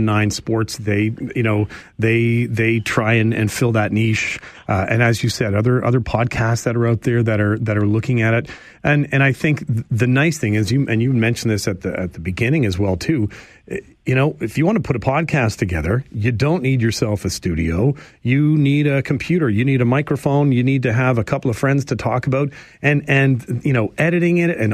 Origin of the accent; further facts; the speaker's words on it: Chatham, Ontario, Canada; my hometown. The IBL, in its wisdom, decides that there should be a team in Chatham